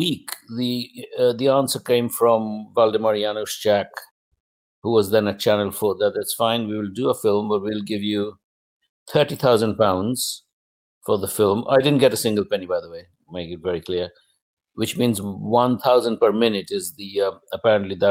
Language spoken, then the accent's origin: English; India; English is a second language; moved away as an adult; now in United Kingdom